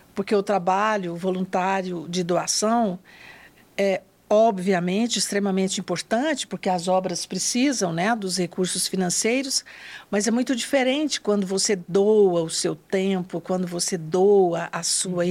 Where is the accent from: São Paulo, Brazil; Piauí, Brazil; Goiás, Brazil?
Goiás, Brazil; northern; também sou do interior, sou do norte do estado de Goiás. Nasci em uma família muito simples da zona rural